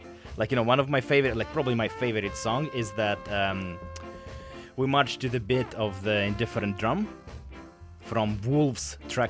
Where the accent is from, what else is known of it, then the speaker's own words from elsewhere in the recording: Russia; now in Vancouver, Canada; growing up in Russia